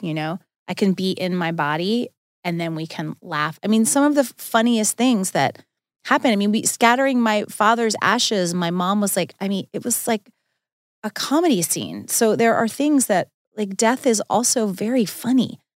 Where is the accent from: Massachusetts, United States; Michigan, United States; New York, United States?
New York, United States; Long Island; I grew up on Long Island